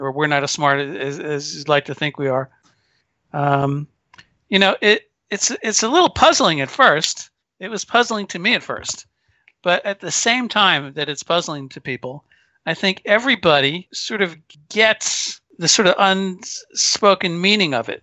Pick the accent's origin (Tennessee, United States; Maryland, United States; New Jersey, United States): New Jersey, United States; Paramus; I grew up in Paramus, New Jersey